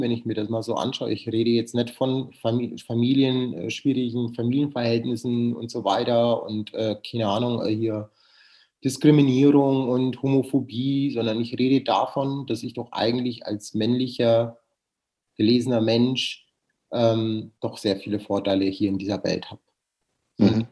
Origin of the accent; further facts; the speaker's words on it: Nuremberg, Bavaria, Germany; now in Cologne, Germany; Ich liebe Nürnberg, das ist meine Heimatstadt